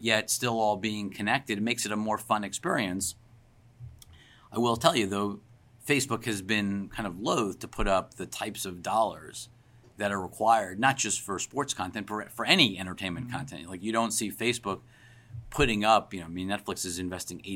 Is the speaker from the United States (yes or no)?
yes; Long Island, New York, United States; I grew up in Long Island, so I grew up listening to WFAN and Mike and the Mad Dog.